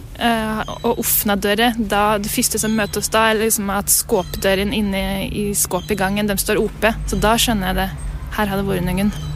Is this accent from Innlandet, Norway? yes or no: yes; Lesja, Innlandet, Norway; Jeg kommer fra Lesja i Gudbrandsdalen. Lengst nord i Gudbrandsdalen